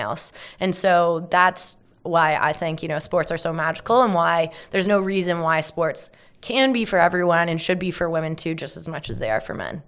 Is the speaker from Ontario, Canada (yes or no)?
yes; Carlisle, Ontario, Canada; I grew up in a small town called Carlisle